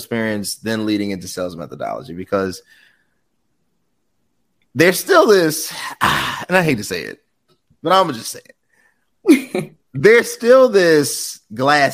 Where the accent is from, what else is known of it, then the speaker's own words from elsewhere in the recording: United States; I'm an American